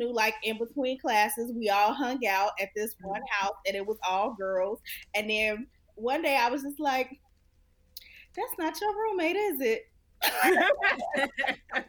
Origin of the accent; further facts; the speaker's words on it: Chicago, Illinois, United States; I'm from Chicago, and I was pretty much raised in the Nation of Islam